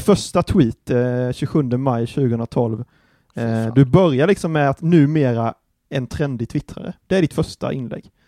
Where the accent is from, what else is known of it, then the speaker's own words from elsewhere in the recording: Anderstorp, Jönköping County, Sweden; det är ju mina hoods liksom, det är typ där jag kommer ifrån